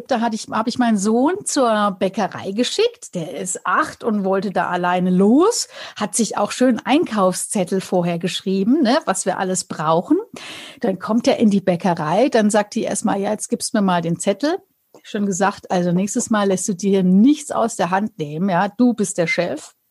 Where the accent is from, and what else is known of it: Bavaria, Germany